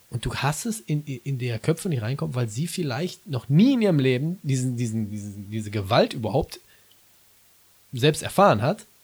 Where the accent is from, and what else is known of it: Gelsenkirchen, North Rhine-Westphalia, Germany